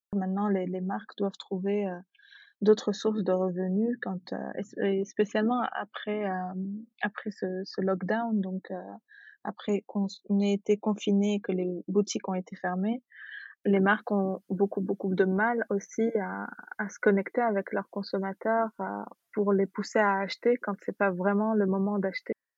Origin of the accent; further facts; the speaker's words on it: Tunis, Tunis Governorate, Tunisia; moved away as an adult; also born or lived in Djerba, Tunisia / France; je suis née, j'ai grandi en Tunisie, à Tunis.